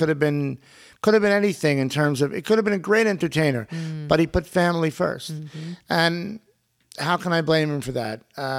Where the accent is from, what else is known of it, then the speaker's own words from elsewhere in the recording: West Islip, New York, United States; also born or lived in Brooklyn, New York / Greenwich Village, New York; I was born in Brooklyn. Then we all moved to Long Island in the early 60s.